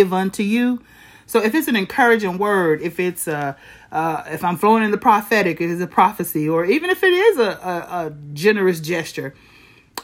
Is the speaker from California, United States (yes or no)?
no; Flint, Michigan, United States; I was born and raised in Flint, Michigan